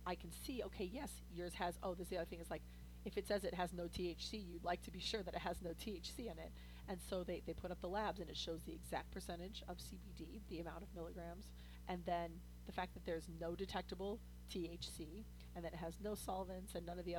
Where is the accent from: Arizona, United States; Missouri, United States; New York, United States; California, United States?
Missouri, United States; St. Louis; I'm from St. Louis.